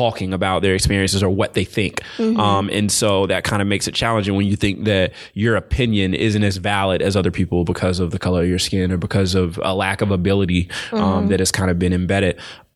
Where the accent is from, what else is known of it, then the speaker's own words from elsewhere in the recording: the South, United States; moved away as an adult; also born or lived in Raleigh; I'm from the South